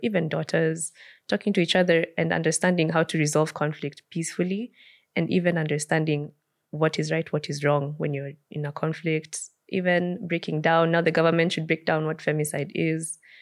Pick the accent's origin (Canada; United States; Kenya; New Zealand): Kenya; as a Kenyan society